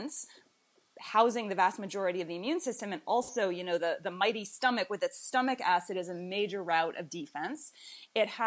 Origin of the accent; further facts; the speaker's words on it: Boston, Massachusetts, United States; moved away as an adult; now in Winston-Salem, United States; I am originally from Boston, Massachusetts, and that's where I went to college